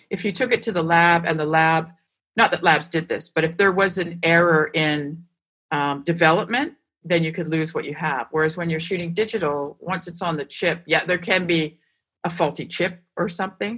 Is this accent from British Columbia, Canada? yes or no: yes; Vancouver, British Columbia, Canada; also born or lived in Montreal; I was from Vancouver